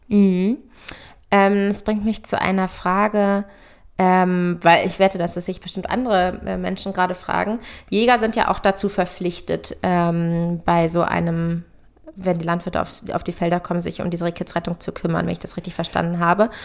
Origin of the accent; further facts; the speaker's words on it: Hanover, Lower Saxony, Germany; moved away; Freundin von mir aus meiner Heimat, die jetzt sozusagen ganz, ganz frisch in unsere Mädelsrunde aufgenommen wird und das erste weibliche Nachkommen von uns zu Hause von meinen Hannover Girls ist